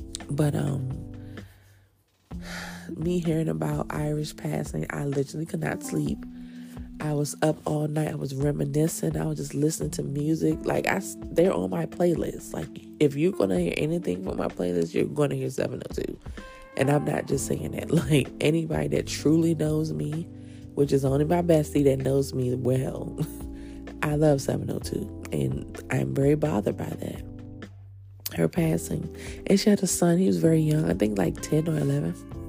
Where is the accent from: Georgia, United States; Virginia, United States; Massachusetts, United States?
Virginia, United States; also born or lived in New Jersey, United States / Washington, D.C., United States; growing up in Jersey and growing up in DC, it was hard saying you from Virginia, because people were like, oh, you country, you this.